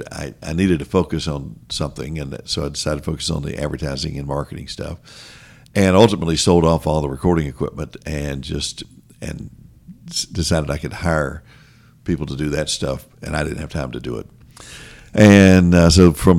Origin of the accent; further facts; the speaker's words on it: Statesville, North Carolina, United States; I grew up in Statesville, North Carolina, just north of Charlotte